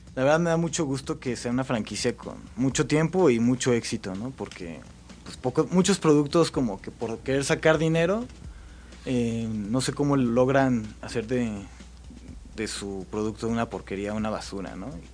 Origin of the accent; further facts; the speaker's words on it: Mexico City, Mexico; also born or lived in Monterrey; mi papá se vino por el trabajo. para acá. Entonces soy más chilango que regio